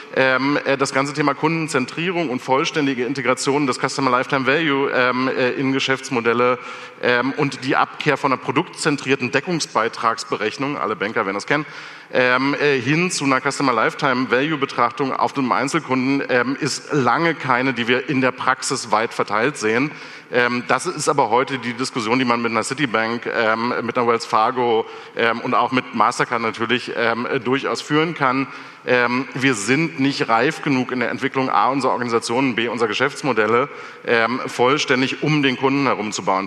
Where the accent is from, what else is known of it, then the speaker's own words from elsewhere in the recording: Germany; als Deutsche